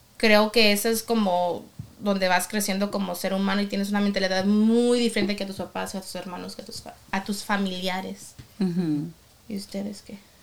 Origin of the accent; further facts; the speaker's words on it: Mexico; soy mexicana